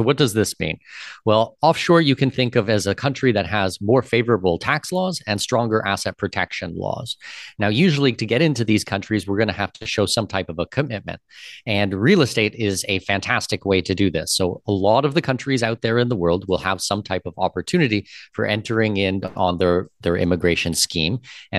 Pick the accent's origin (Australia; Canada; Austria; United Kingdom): Canada; now in Panama City, Panama; And from my personal side as well, I'm Canadian with Danish heritage.